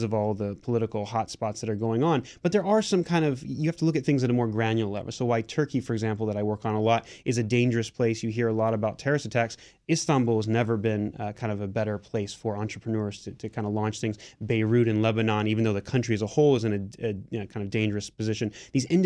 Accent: Japan; I grew up in Japan

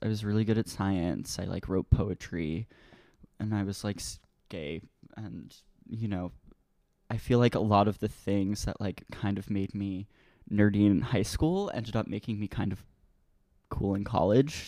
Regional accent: Merrick, New York, United States; moved away as an adult; now in Brooklyn, United States; I grew up on the South Shore in a town called Merrick

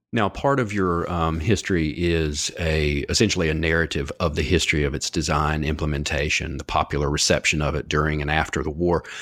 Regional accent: North Carolina, United States; I grew up in the South myself in North Carolina

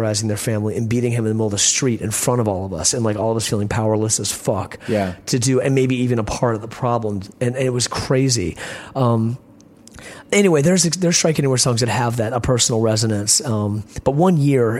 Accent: Richmond, Virginia, United States; growing up in Richmond

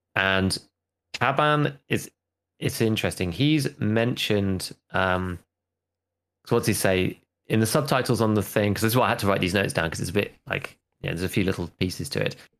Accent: United Kingdom; As a British person

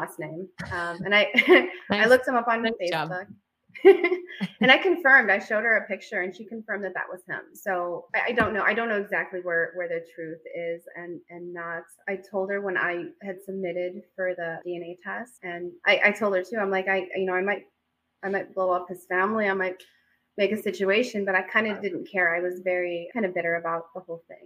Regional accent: Chicago, Illinois, United States; I grew up in Chicago

